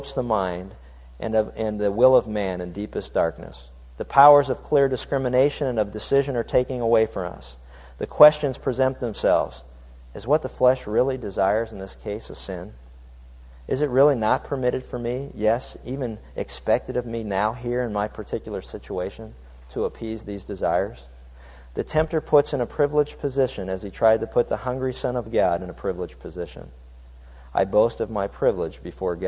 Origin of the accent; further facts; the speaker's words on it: Pittsburgh, Pennsylvania, United States; When I was growing up in Pittsburgh, Pennsylvania, there was a little town north of us